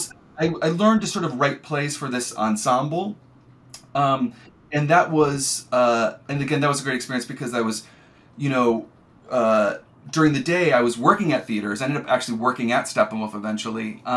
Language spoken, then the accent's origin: English; rural Iowa, United States; moved away; also born or lived in Chicago / Los Angeles; I'm from rural Iowa. I'm not from Chicago at all